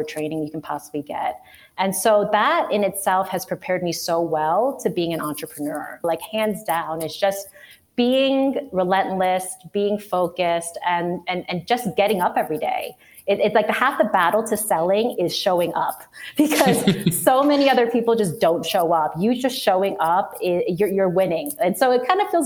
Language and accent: English; New York City, New York, United States; moved away as an adult; also born or lived in Chicago; now in Missoula, United States; I'm a New York City native, born and raised. I was born in Queens.